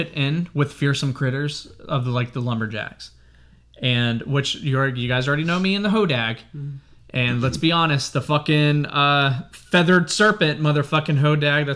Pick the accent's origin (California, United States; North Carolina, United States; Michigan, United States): North Carolina, United States; we are from North Carolina